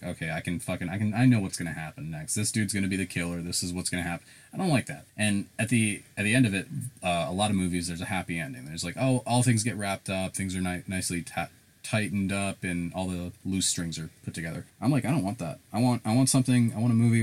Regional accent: South Carolina, United States; accent: southern; also born or lived in Chicago, Illinois; I'm Indian, and I'm in Chicago, bunch of Indian people that I hung out with. That was my that was my crew. I moved to South Carolina

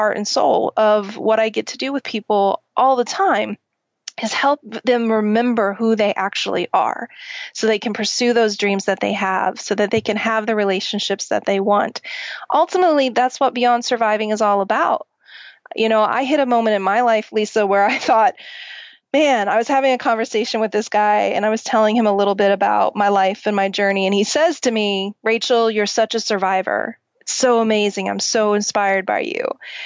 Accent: Oklahoma, United States; I grew up in Oklahoma

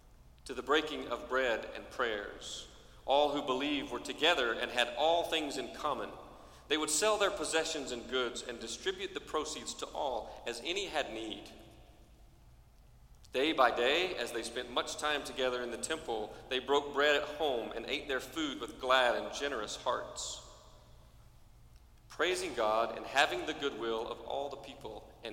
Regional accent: Cherokee, United States; it's hard for a Methodist preacher's kid to answer the question, where are you from? Because we're from lots of places. But I'd tell you, I'm from Cherokee. And it's home.

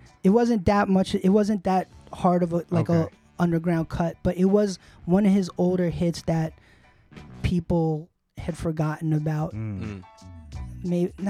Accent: New York City, New York, United States; I'm from Queens, and I was a Smith & Wesson head.

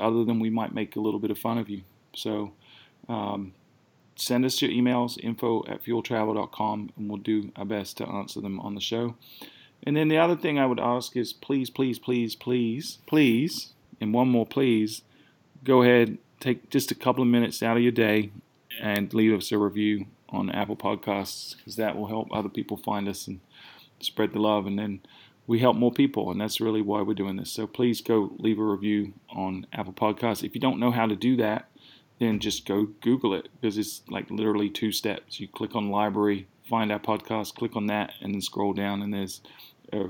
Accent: United Kingdom; now in South Carolina, United States; they're both fellow Brits, so I'm sure they were mocking my accent

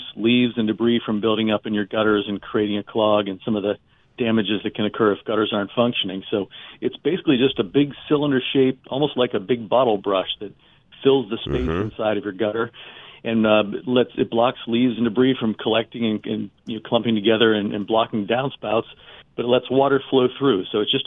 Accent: United States; also born or lived in Pennsylvania; I grew up in Ohio and Pennsylvania

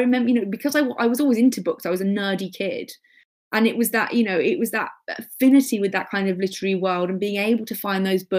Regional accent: Birmingham, West Midlands, United Kingdom; because, like, you know, I grew up in Birmingham or whatever, and if it wasn't mainstream, I wasn't really going to hear about it, because it was like before the internet.

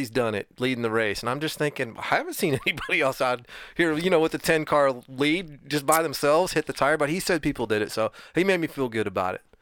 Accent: Cleveland, Ohio, United States; Um, Cleveland, Ohio.

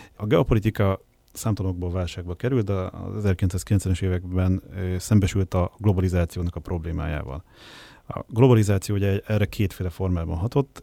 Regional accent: Hungary

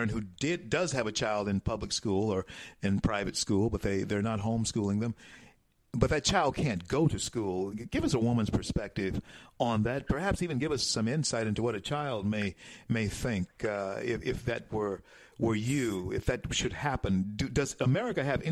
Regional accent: Shreveport, Louisiana, United States; here on this wintry wonderland in my hometown of Shreveport, Louisiana

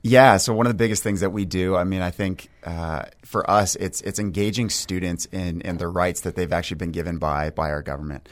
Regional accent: New Hampshire, United States; we actually both grew up in New Hampshire

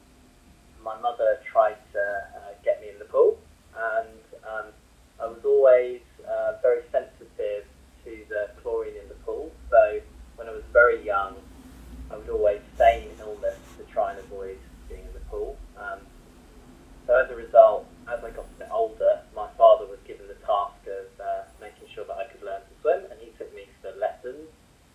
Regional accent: Norfolk, East of England, United Kingdom; I grew up in Norfolk, and my father is Indian and my mother is German

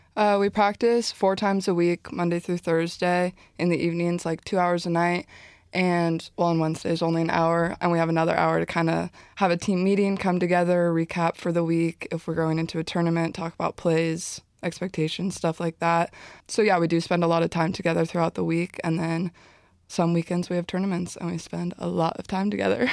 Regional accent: Southern California, United States; moved away; I grew up in Southern California

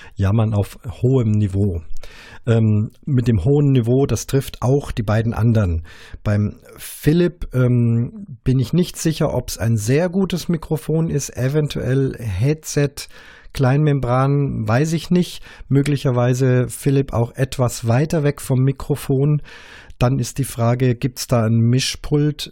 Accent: Munich, Bavaria, Germany; mir als als Bayer, als Münchner

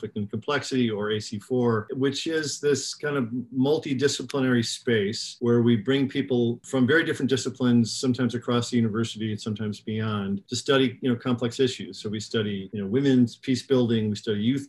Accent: Chicago, Illinois, United States; I was raised in Chicago in the 1960s

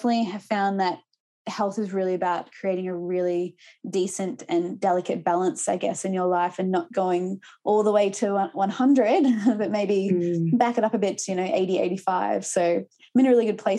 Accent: Gippsland, eastern Victoria, Australia; also born or lived in Melbourne; I grew up in Gippsland in eastern Victoria

